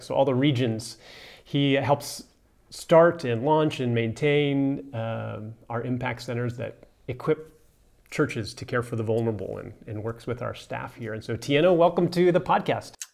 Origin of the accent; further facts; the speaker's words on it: United States; now in South Africa; as an American